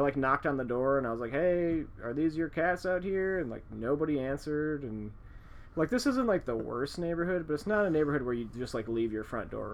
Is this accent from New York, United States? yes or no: no; Chicago, Illinois, United States; we're from Chicago, so this is just like a normal neighborhood of Chicago, basically